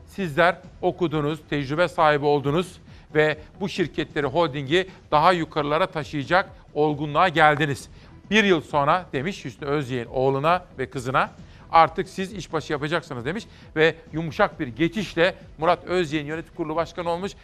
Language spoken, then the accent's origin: Turkish; Simav, Kütahya, Turkey; moved away; Bütün Simav'a doğup büyüdüğüm ilkokulu, ortaokul, liseyi okuduğum memleketime